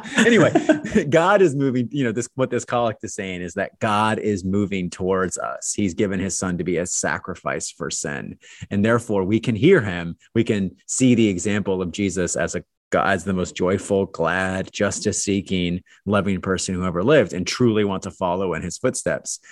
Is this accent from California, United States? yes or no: yes; Pasadena, California, United States; I was born in Pasadena